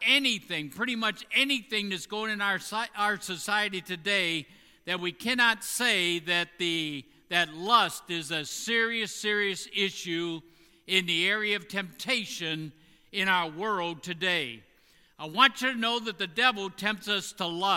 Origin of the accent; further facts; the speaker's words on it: Indiana, United States; in Indiana, my home state